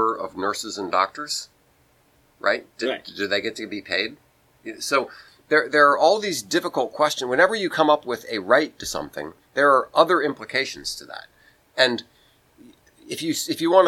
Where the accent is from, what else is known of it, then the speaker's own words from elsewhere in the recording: United States; we in the United States